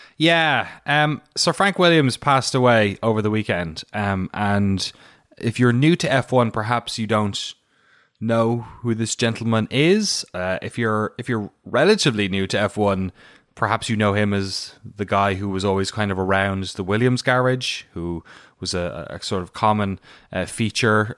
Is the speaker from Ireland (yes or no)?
yes; Waterford, Munster, Ireland; moved away as an adult; now in United States; I'm from Waterford, which is like a boring version uh, of all those places